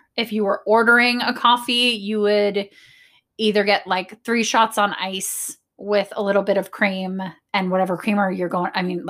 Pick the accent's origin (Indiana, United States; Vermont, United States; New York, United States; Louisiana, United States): New York, United States; moved away; also born or lived in Los Angeles; I grew up in New York. Love New York City, obviously. Lived in LA. Don't like LA.